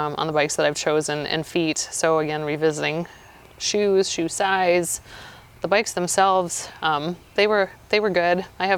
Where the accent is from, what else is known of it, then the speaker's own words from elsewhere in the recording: Montana, United States; moved away; I'm from Montana